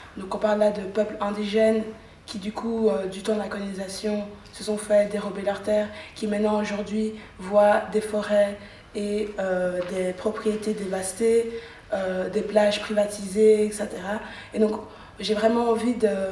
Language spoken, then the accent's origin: French; Brussels, Brussels-Capital Region, Belgium; moi en tant que bruxelloise